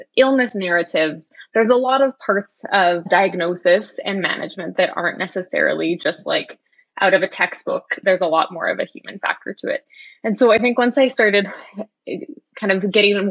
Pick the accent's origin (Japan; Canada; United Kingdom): Canada; Edmonton, Alberta; I grew up in Edmonton